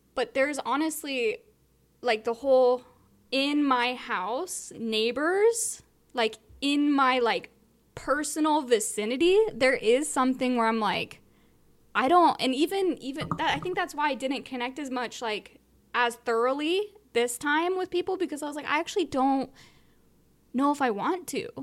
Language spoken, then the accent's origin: English; Southern California, United States; where I grew up in Southern California, I had tons of friends where I grew up